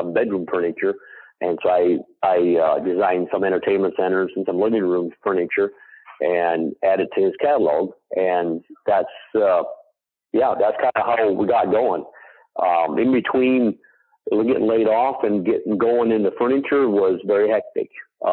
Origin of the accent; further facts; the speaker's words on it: Indiana, United States; from Schwartz Creations, from Indiana